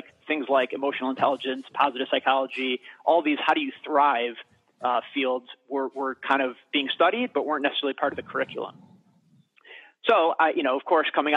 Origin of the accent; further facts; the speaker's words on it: Michigan, United States; I was born and raised in Michigan